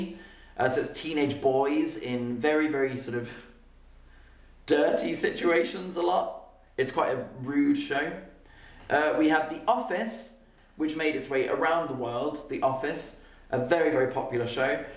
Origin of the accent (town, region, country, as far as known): United Kingdom